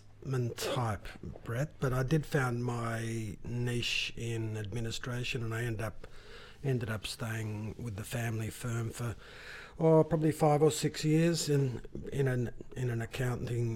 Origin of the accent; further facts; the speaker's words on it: Launceston, Tasmania, Australia; moved away as an adult; also born or lived in Adelaide; now in Ballarat, Australia; I grew up in Northern Tasmania, Launceston, Northern Tasmania